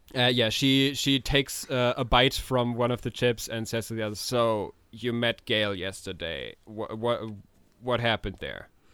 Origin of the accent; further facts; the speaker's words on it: Germany; we're we're from Germany.